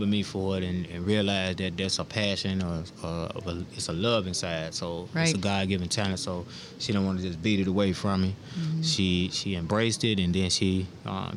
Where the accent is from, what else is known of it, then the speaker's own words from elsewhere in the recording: Lexington, Mississippi, United States; I was born and raised in Lexington, Mississippi. A little small town in central Mississippi